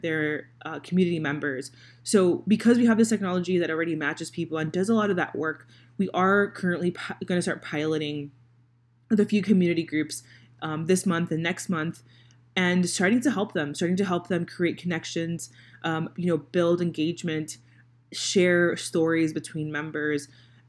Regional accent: Miami, Florida, United States; now in Indianapolis, United States; I live in Indiana, so I live in Indianapolis, Indiana. I'm originally from Miami, Florida

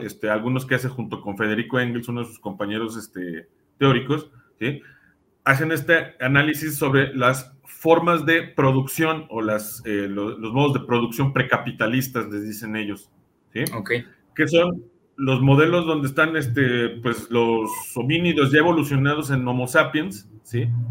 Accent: Mexico; nosotros como mexicanos

